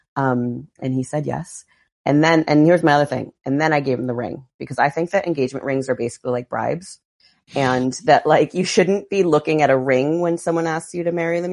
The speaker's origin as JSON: {"language": "English", "town": "Barrington", "region": "Rhode Island", "country": "United States", "tie": "born or raised there", "moved": "yes", "said": "I grew up in Rhode Island, a little town called Barrington, Rhode Island, just outside of Providence"}